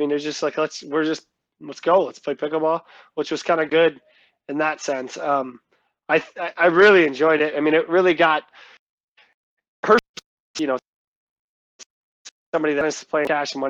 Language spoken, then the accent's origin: English; Midwest, United States; But I feel like you can't really adjust to as a Midwesterner off the bat is just the wind.